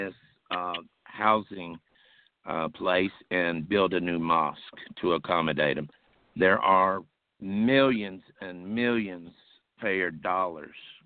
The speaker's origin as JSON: {"language": "English", "town": "Charleston", "region": "West Virginia", "country": "United States", "tie": "born or raised there", "said": "my hometown of Charleston, West Virginia."}